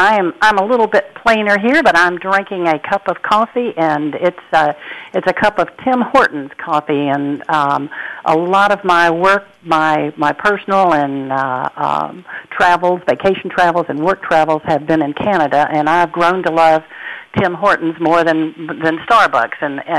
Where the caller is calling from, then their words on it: Raleigh, North Carolina, United States; calling from Raleigh, North Carolina, from my home office, looking out into the back where it is lush and green and absolutely spectacular.